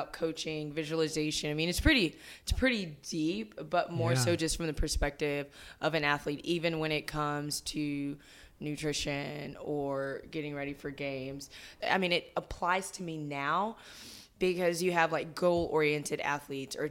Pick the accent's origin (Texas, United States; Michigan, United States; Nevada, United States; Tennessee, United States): Texas, United States; Friendswood; also born or lived in Houston / Dallas / Austin; I grew up in the Friendswood area, so south, kind of the suburbs there